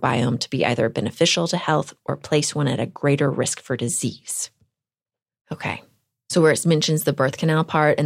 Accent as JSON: {"language": "English", "region": "Texas", "country": "United States", "said": "I am a Texan."}